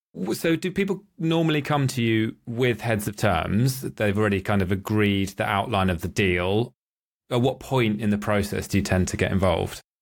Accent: Norwich, East of England, United Kingdom; my hometown of Norwich

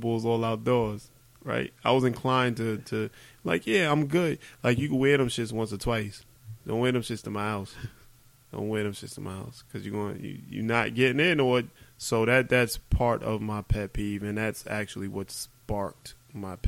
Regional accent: New York, United States; I'm a New Yorker

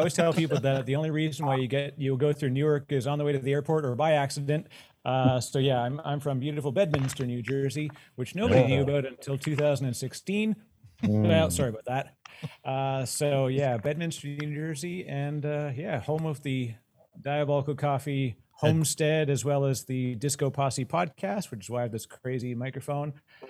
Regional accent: Canada; Oh, both as a Canadian

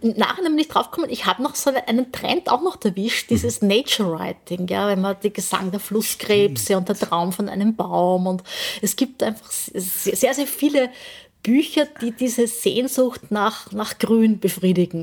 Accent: Burgenland, Austria; also born or lived in Vorau, Styria; geboren in Vorau, Aha. aber das ist gleich bei der Grenze aufgewachsen im Burgenland

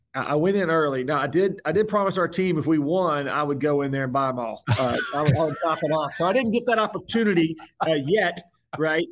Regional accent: Tobacco Road, North Carolina, United States; I grew up on Tobacco Road

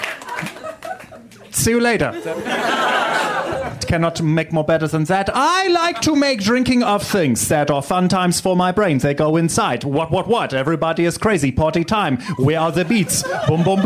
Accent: Germany; I'm from Germany

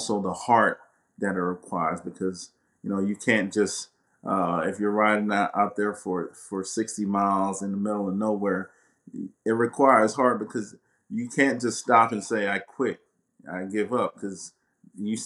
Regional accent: St. Croix, U.S. Virgin Islands; now in Florida, United States; I'm originally from the Virgin Islands, from St. Croix. And so, you know, we grew up with a lot less there.

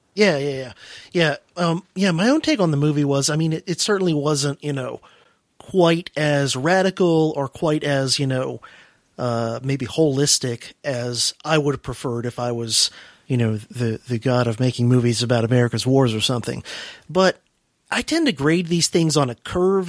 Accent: United States; I'm an American

